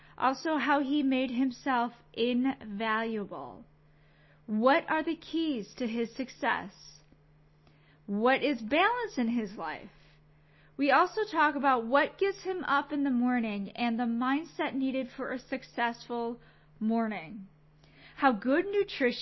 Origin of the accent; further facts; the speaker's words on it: Chicago, Illinois, United States; I'm from Chicago